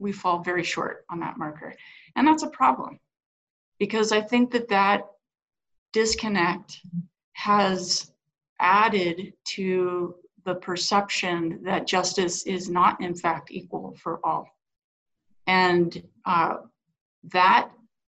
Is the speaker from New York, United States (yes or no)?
no; Grand Junction, Colorado, United States; now in Denver, United States; I'm a Western Sloper, right? I grew up in Grand Junction